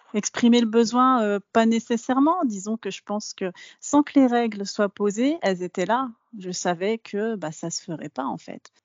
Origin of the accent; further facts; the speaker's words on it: France; je suis française de naissance, je suis née en France.